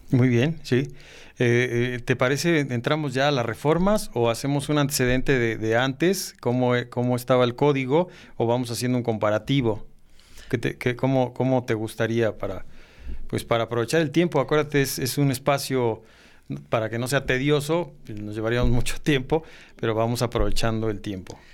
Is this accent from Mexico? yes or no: yes; Mexico